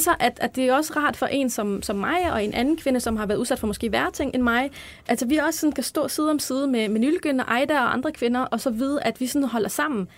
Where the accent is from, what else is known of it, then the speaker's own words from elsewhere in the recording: Albertslund, Capital Region of Denmark, Denmark; Jamen, jeg er vokset op på Vestegnen i Albertslund.